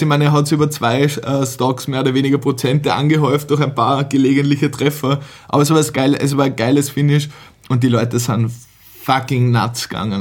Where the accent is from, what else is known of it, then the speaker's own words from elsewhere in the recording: Vienna, Austria; bei uns in Wien